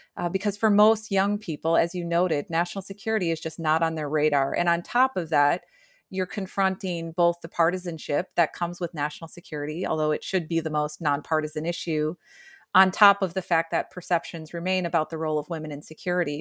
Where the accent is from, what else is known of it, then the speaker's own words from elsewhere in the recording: rural Illinois, United States; I was born and raised in Illinois, rural Illinois